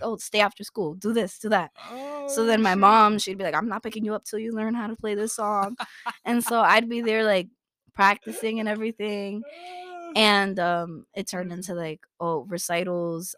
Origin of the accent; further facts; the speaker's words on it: New York City, New York, United States; Born and raised in Brooklyn